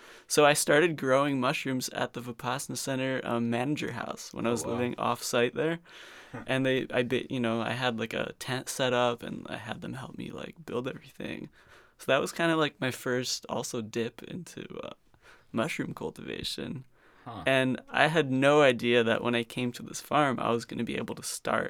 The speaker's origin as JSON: {"language": "English", "town": "Fair Lawn", "region": "New Jersey", "country": "United States", "tie": "born or raised there", "moved": "yes", "said": "In New Jersey, in the suburbs"}